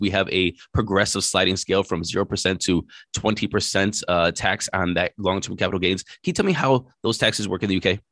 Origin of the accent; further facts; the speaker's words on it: United States; being an American